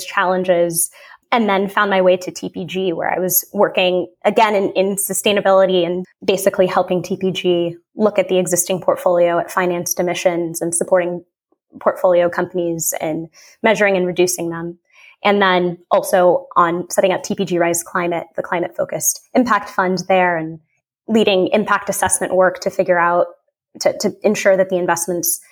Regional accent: Southern Colorado, United States; moved away; I am originally from Southern Colorado

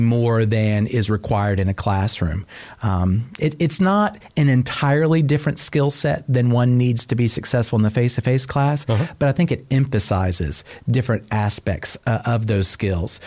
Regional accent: Cobb County, Georgia, United States; I'm actually a proud Cobb County native, oh. uh, born and raised right here

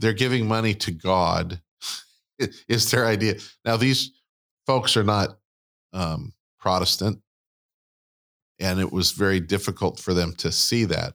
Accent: United States; we're American and not Christian

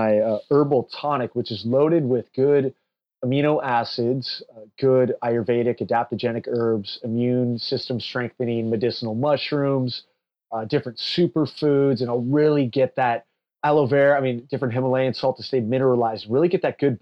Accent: Palo Alto, California, United States; I'm from Palo Alto, California

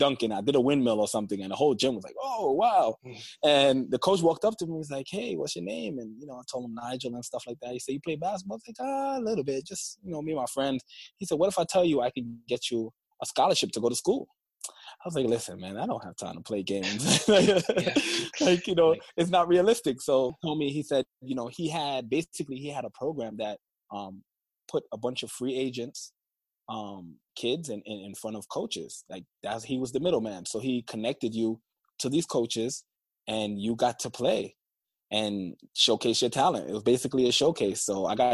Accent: New York City, New York, United States; moved away as an adult; also born or lived in Oklahoma; I grew up in Flatbush, Brooklyn, New York

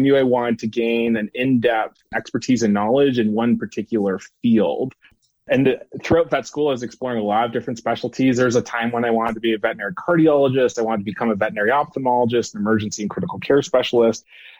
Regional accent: Ottawa, Ontario, Canada; now in United States; So I'm originally from Ottawa, Ontario, Canada. I like to think that my oot and the boots have kind of blended into the background. They're not as apparent. I've been in the States for 8 years.

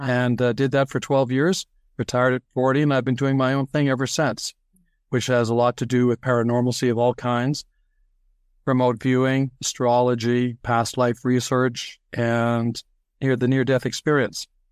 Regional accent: Toronto, Ontario, Canada; also born or lived in New York City, United States; they moved to Toronto. And so I grew up there

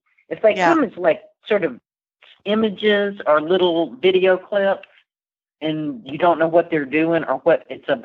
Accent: the South, United States; those of us from the South

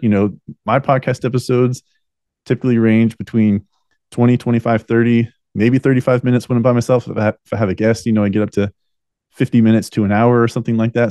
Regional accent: United States; we the American people

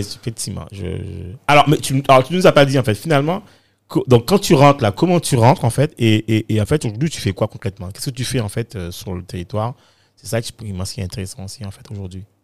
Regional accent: Guadeloupe; moved away; also born or lived in London, United Kingdom / Bedford, United Kingdom / Paris, France; quand je suis parti de, de la Guadeloupe, enfin des Antilles, hein, enfin de la Caraïbe

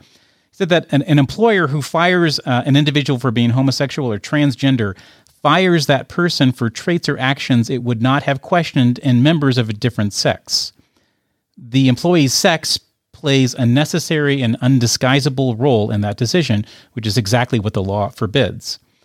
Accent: United States; As an American taxpayer

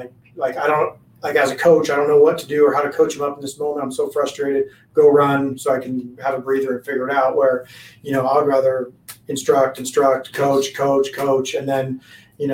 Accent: Washington, United States; moved away as an adult; now in Arizona, United States; I grew up in Washington as well.

